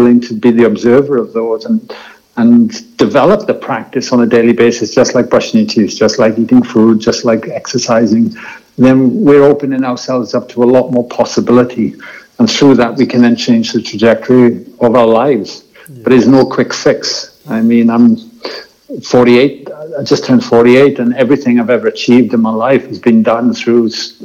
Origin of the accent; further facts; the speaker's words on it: Wales, United Kingdom; moved away; I grew up in Wales, and rugby was my passion sport